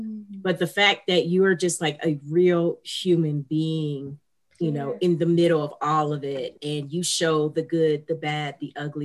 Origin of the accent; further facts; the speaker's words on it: Cleveland, Ohio, United States; I'm from Cleveland